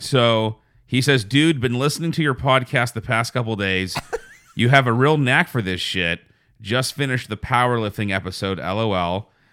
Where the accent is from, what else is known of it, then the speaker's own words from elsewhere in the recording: United States; being an American